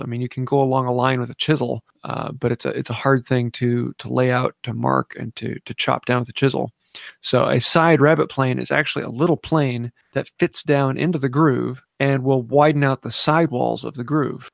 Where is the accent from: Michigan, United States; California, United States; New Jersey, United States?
Michigan, United States; Northern; I'm from Northern Michigan